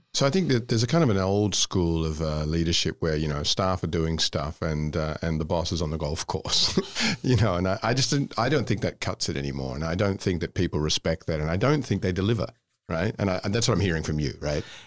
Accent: Australia; moved away as an adult; also born or lived in Scotland / Indonesia; I'm from Scotland, but I grew up in Australia

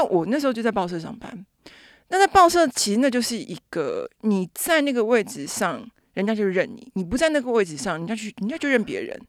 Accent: Taipei, Taiwan; 我是台北人嘛，所以其实有很多的，我讲白一点，就是我可以随时回家住

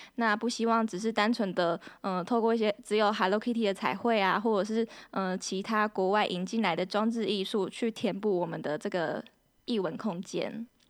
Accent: Pingtung, Pingtung County, Taiwan; now in Kaohsiung, Taiwan; 我是来自屏东，目前在高雄工作的

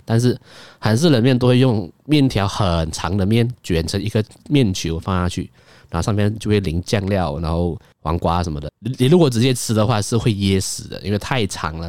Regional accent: Kuala Lumpur, Malaysia; 我身为一个，呃，在城市长大的小孩

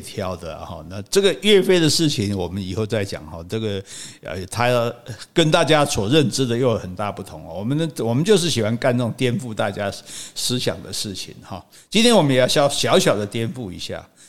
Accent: Taiwan; 我是中华民国的

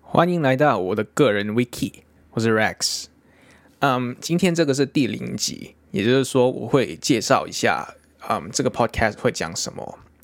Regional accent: Hong Kong; accent: Hong Kong-accented Mandarin; Chinese is a second language; 很香港腔的国语。对，我是一个香港人

